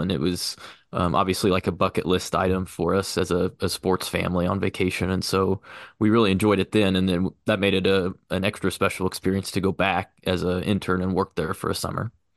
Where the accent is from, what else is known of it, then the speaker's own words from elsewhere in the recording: Liberty, Missouri, United States; also born or lived in Wichita, Kansas; I grew up in Liberty, Missouri, right outside of Kansas City